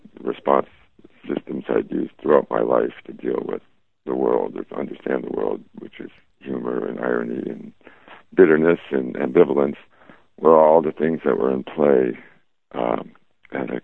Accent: Chicago, Illinois, United States; when I grew up in Chicago

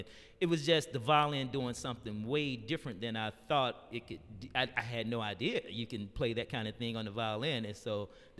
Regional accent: Decatur, Georgia, United States; Man, I grew up in here in Decatur.

